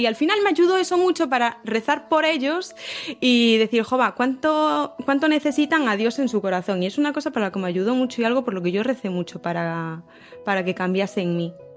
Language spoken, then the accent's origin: Spanish; A Coruña, Galicia, Spain; now in Santiago de Compostela, Spain; yo soy de Coruña, eh, estudié en el colegio Hijas de Cristo Rey